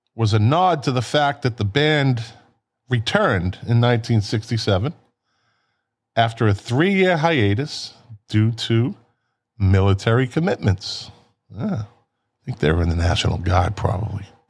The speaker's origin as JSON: {"language": "English", "town": "Boston", "region": "Massachusetts", "country": "United States", "said": "we're from Boston"}